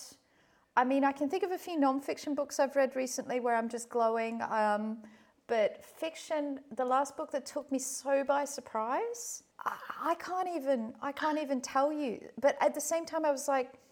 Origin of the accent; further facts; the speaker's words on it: Perth, Western Australia, Australia; moved away; I haven't been back to Perth for a few years